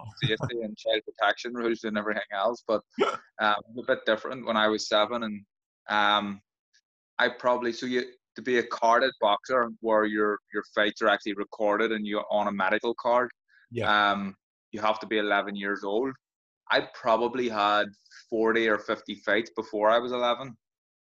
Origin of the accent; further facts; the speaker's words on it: Belfast, Northern Ireland, United Kingdom; Grew up in a place called Tigers Bay, which is pretty rough, right on an interface in Belfast